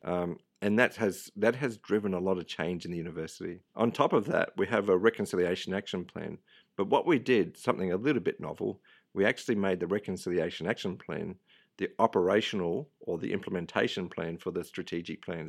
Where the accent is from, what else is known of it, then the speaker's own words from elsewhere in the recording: Tamworth, New South Wales, Australia; also born or lived in Western Sydney; I was born in Tamworth. Um, my parents moved to Western Sydney uh, quite early in life. So I was 18 months old. We grew up in Western Sydney for a little bit and then back to Tamworth